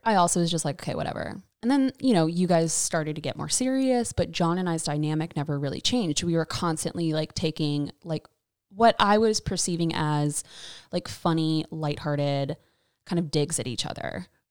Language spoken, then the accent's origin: English; Raleigh, North Carolina, United States; I was born and raised in Raleigh